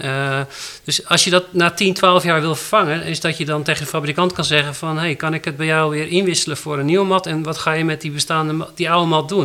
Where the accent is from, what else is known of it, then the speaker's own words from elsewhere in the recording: Netherlands; wij als Nederlanders